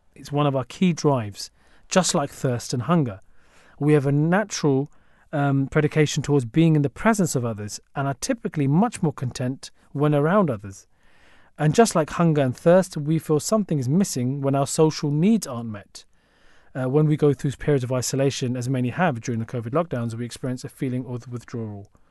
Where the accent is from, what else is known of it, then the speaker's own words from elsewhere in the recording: London, United Kingdom; as a Londoner.